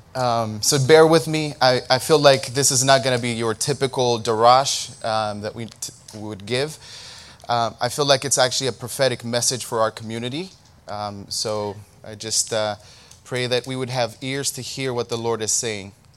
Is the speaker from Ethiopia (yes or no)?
yes; Ethiopia; In, in Ethiopia, we say Saul